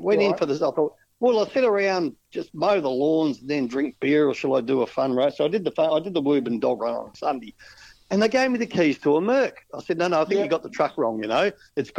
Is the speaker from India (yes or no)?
no; Western Australia, Australia; us West Aussies